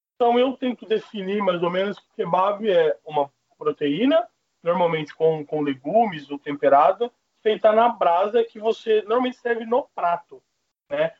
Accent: Mato Grosso do Sul, Brazil; moved away; no Mato Grosso do Sul, que é onde eu fui criado

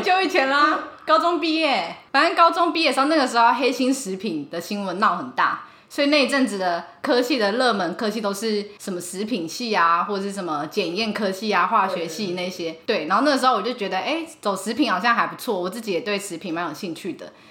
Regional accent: Kaohsiung, Taiwan; moved away as an adult; also born or lived in Taichung; 我是高雄人

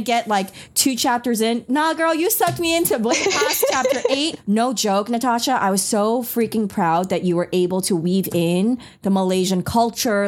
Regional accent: New York, United States; first language Taiwanese Hokkien and Mandarin; English is a second language; I used to get picked on a lot in New York growing up in the schooling systems

